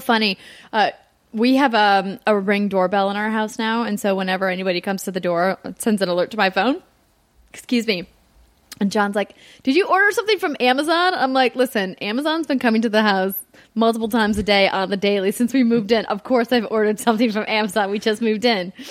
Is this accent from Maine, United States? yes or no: no; Fargo, North Dakota, United States; moved away; my hometown of Fargo, North Dakota